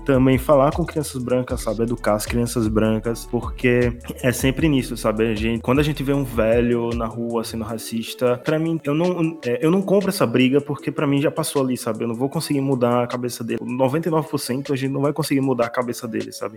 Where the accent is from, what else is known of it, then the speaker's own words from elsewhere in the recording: Northeast Region, Brazil; eu sou do Nordeste